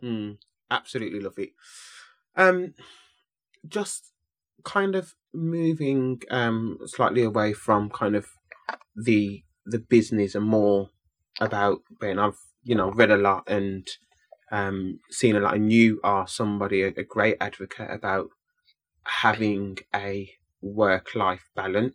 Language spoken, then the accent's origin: English; West Midlands, United Kingdom; born or raised there